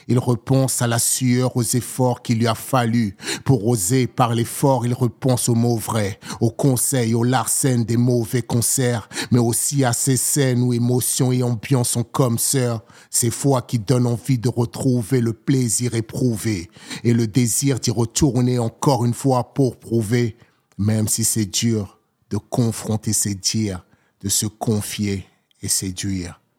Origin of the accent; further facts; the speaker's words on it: Seine-Saint-Denis / Val-de-Marne, Île-de-France, France; moved away as an adult; also born or lived in Togo / Paris / Hérault; Concrètement, je suis né au Togo. Je suis arrivé en France à l'âge de 7 ans. J'ai grandi entre le 93 et le 95 pour après l'adolescence aller vivre dans le 92, faire la vie dans le 75, quitter la région parisienne